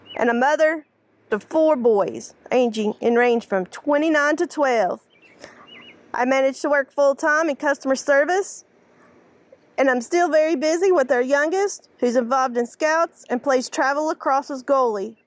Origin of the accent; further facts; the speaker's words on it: Hickory, North Carolina, United States; I'm from Hickory, North Carolina, home of Shell's Barbecue, the famous cherry vanilla sun-drop, and all-day breakfast.